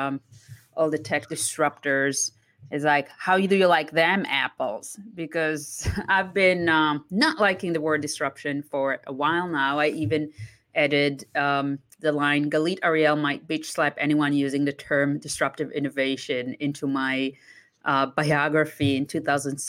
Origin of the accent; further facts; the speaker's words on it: Israel; moved away as an adult; also born or lived in Italy / London; now in Toronto, Canada; I was born and raised in Israel. I left when I was 20